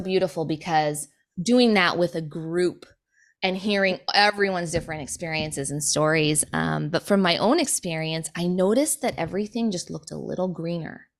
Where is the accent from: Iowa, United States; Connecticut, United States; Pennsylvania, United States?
Iowa, United States; Sioux City; moved away; We grew up in Sioux City, Iowa